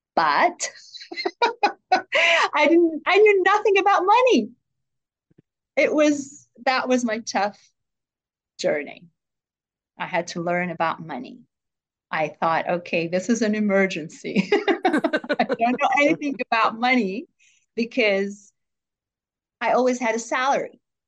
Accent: Jerusalem, Jerusalem District, Israel; A young age, you know, I grew up in Jerusalem

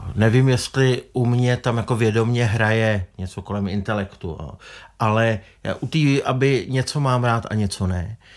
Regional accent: Czechia

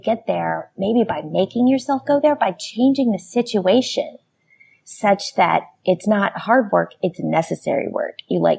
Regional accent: United States; I'm American.

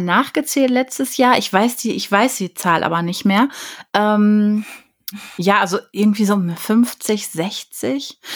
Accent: Ruhr area, North Rhine-Westphalia, Germany; ich bin ja ein Pottkind. Also ich bin ja im, im Ruhrgebiet aufgewachsen

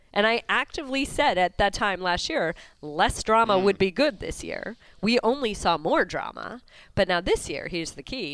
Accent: New Jersey, United States; when I was a young kid growing up in New Jersey

